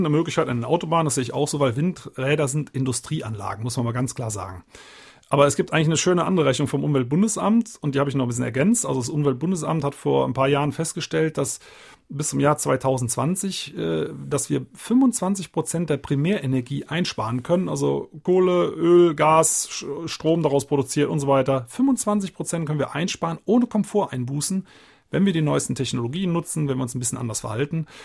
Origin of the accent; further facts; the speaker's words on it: Eifel-Hunsrück, Rhineland-Palatinate, Germany; aus meiner Heimatregion, Eifel-Hunsrück